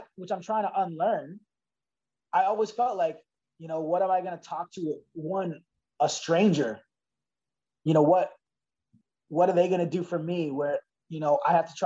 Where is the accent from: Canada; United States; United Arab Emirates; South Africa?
Canada; Toronto, Ontario; growing up in Scarborough